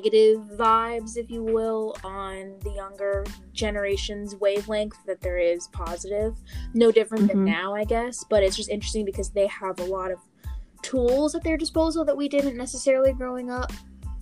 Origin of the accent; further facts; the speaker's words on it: Blacksburg, Virginia, United States; I grew up in Blacksburg, Virginia